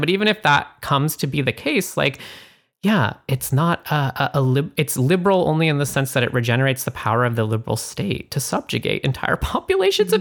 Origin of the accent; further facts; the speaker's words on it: Canada; I'm from Canada